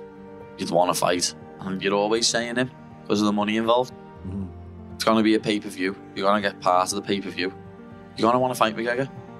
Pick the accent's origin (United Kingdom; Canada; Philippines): United Kingdom; Liverpool area, North West England; I grew up in Ayton, lad. Greystone by Village Lane and that. No, not typically bad area or nothing.